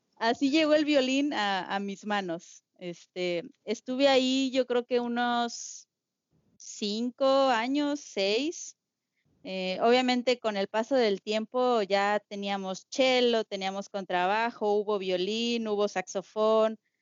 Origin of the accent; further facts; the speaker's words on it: San Luis Potosí, Mexico; soy de San Luis Potosí, de la capital.